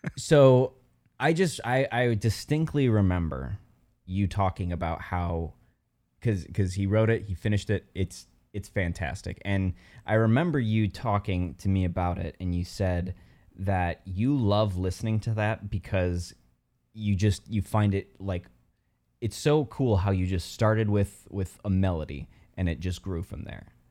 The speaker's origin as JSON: {"language": "English", "town": "South Bend", "region": "Indiana", "country": "United States", "tie": "born or raised there", "said": "I'm from South Bend, Indiana"}